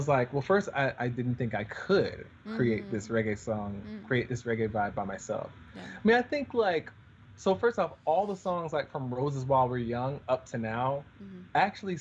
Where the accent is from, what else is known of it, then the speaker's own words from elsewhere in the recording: Atlanta, Georgia, United States; also born or lived in Stone Mountain, Georgia / Los Angeles / Jamaica (ancestry); I grew up in Atlanta. My folks are Jamaican